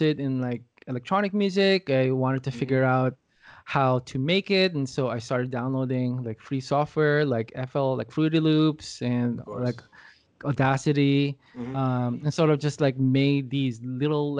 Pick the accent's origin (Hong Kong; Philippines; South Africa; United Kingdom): Philippines; Quezon City, Metro Manila; moved away as an adult; now in Los Angeles, United States; I'm from Los Angeles, but I was born and raised in Manila, Philippines